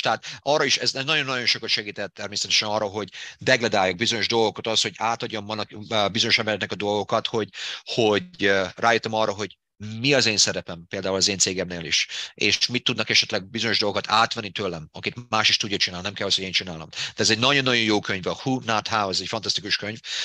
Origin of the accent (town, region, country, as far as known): Debrecen, Hajdú-Bihar, Hungary; born or raised there; accent: Hungarian; moved away as an adult; now in United States